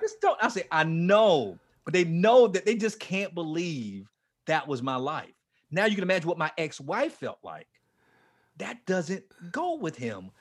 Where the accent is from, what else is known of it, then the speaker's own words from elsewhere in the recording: Fort Lauderdale, Florida, United States; moved away; I was down in um in um Fort Lauderdale, near my hometown, Fort Lauderdale